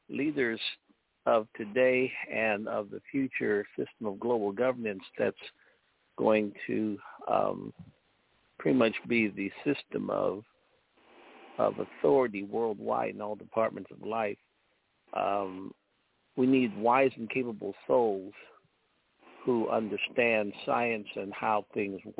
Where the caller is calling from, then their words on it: Chicago, Illinois, United States; from Chicago.